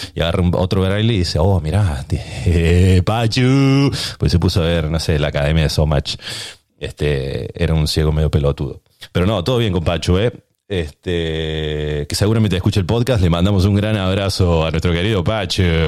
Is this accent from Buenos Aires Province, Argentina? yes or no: no; Córdoba, Argentina; moved away as an adult; now in San Diego, United States; nací en Córdoba